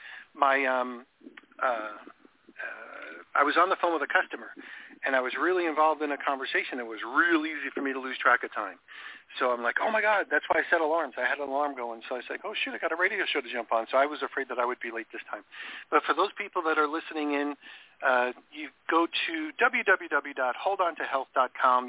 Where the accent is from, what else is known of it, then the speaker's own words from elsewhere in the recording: New York, United States; I grew up in New York